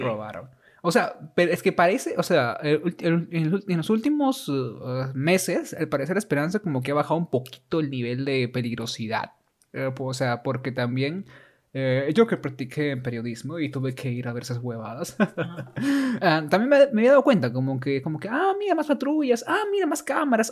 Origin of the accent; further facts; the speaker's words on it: Trujillo, La Libertad, Peru; nosotros que nacimos en Latinoamérica, en Perú y encima en Trujillo